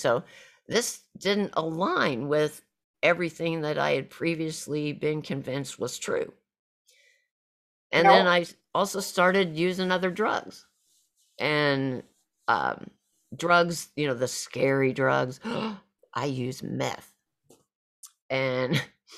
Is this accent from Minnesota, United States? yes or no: no; Southwest Missouri, United States; moved away as an adult; home for me was back to my hometown of area of Southwest Missouri